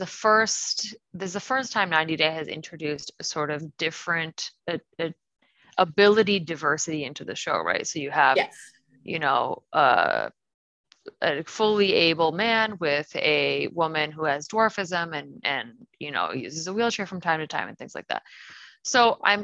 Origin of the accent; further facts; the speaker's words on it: Canton, Michigan, United States; Carolina and I are both Michigan natives